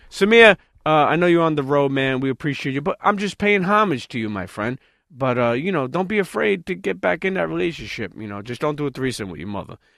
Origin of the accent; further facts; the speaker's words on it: New York City, New York, United States; us New Yorkers